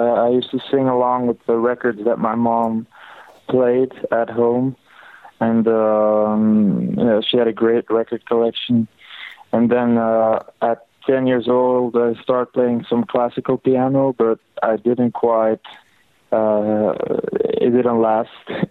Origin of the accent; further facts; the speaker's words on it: Belgium; I grew up in Belgium.